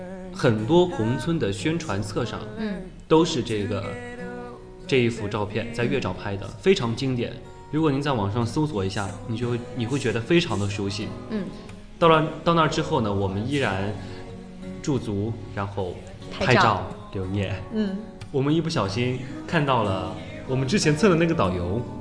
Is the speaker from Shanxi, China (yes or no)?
no; Huangshan, Anhui, China; also born or lived in Wuhu; 对，我是当地人。